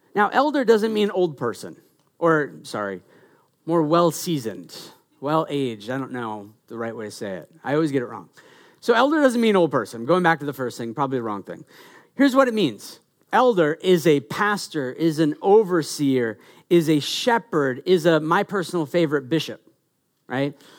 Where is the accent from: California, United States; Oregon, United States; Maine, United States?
Maine, United States; I'm from Maine